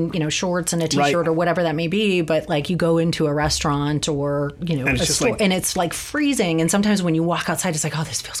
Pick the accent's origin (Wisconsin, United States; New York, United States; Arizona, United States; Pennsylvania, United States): Arizona, United States; moved away as an adult; also born or lived in Illinois; now in San Francisco, United States; I grew up, born in Illinois, but grew up primarily in Arizona.